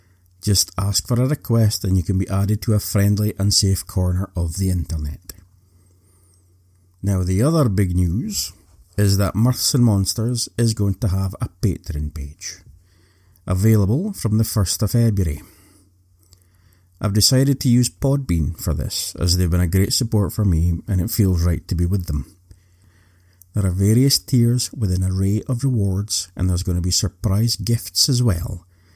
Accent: Scotland, United Kingdom; So as you know, I'm Scottish. Did you know that the unicorn is the national animal of Scotland?

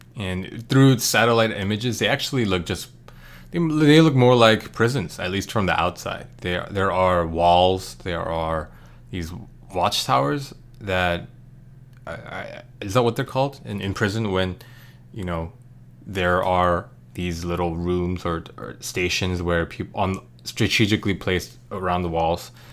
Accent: United States; as an American

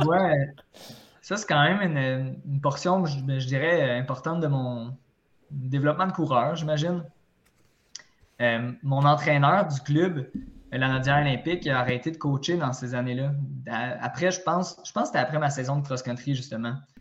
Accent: Repentigny, Quebec, Canada; also born or lived in Trois-Rivières; je viens de Repentigny

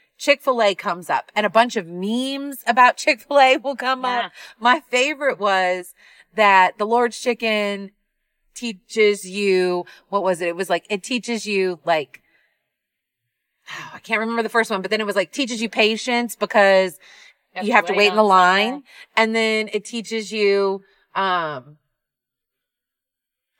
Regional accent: Midwest, United States; now in North Carolina, United States; I did not know Cookout until I moved to North Carolina. I'm from the Midwest.

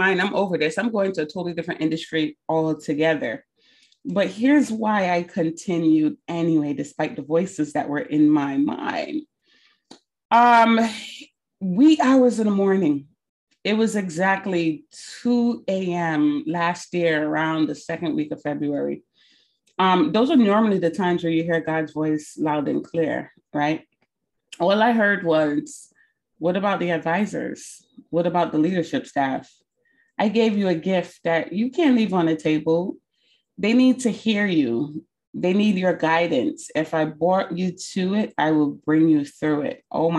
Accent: Barbados; moved away; I'm from Barbados originally. So sometimes your accent come out when you get real passionate about something.

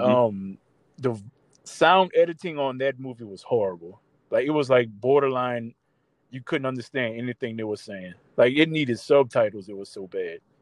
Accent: New Orleans, Louisiana, United States; growing up in New Orleans, seeing the stuff we saw, the things we went through

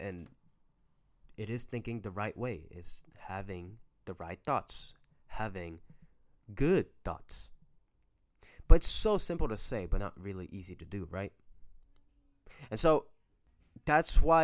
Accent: Paris, Île-de-France, France; we're French. I was born and raised in France, in Paris to be exact

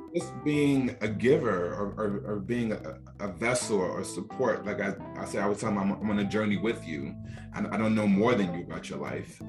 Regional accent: Newark, New Jersey, United States; I grew up in Newark, New Jersey

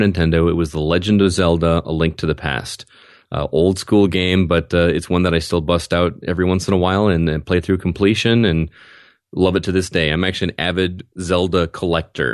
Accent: Wisconsin, United States; now in Rockford, United States; I grew up in Wisconsin, and living in Bear Country

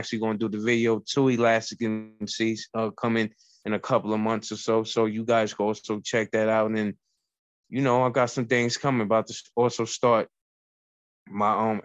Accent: New York City, New York, United States; also born or lived in Bronx, New York; I'm from the Bronx, but I was raised in Harlem. And I also was born in Harlem

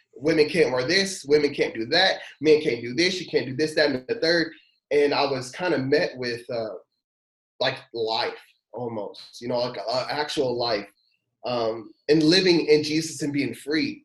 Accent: Louisville, Kentucky, United States; moved away as an adult; now in Danville, United States; I was born in Louisville, Kentucky

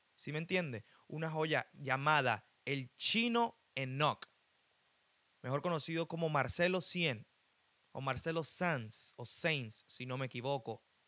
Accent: Venezuela; also born or lived in Chile; now in United States; Yo que soy de Venezuela

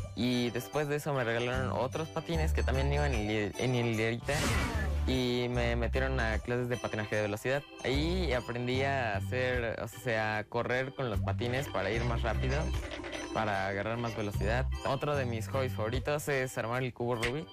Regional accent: Morelia, Michoacán, Mexico; vengo de Morelia

